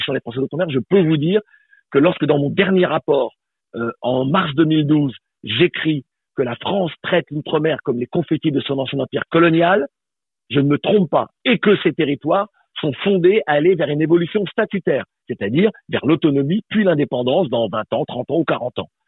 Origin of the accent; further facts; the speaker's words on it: Guadeloupe; je suis guadeloupéen, je suis africain de la Caraïbe et de la Guadeloupe